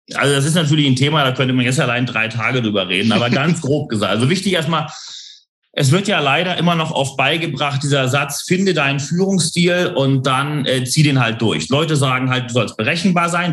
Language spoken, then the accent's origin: German; Hamburg, Germany; now in London, United Kingdom; ich bin ja geboren und aufgewachsen in Hamburg